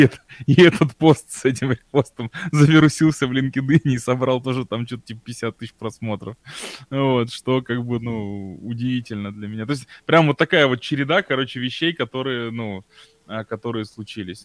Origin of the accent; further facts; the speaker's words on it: Tomsk, Tomsk Oblast, Russia; now in Moscow, Russia; я же сам из Томска